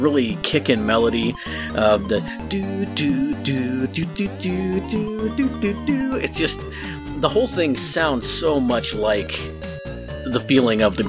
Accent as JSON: {"language": "English", "country": "United States", "said": "I'm American"}